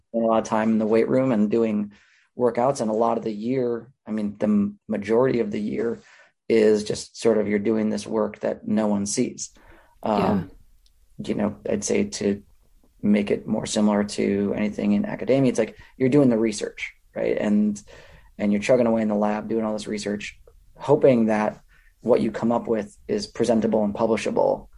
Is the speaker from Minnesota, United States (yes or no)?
yes; Minnesota, United States; moved away as an adult; also born or lived in California; I grew up in Minnesota